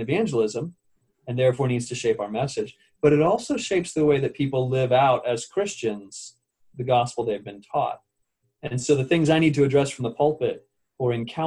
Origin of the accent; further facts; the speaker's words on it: United States; I am an American